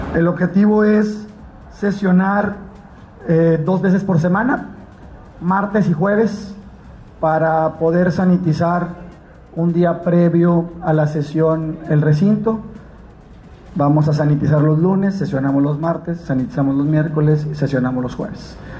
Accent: Mexico; somos mexicanos

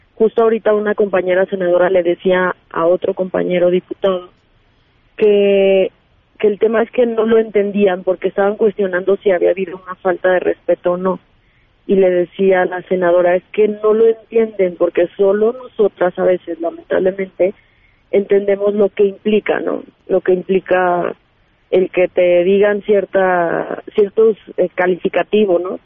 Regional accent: Aguascalientes, Mexico; soy de Aguascalientes, eh, entonces eh, tengo que estar acá en la Ciudad de México

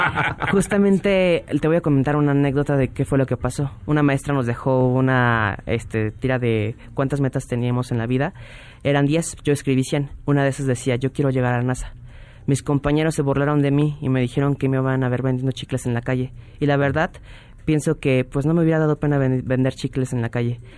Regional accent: Mexico; como mexicanos

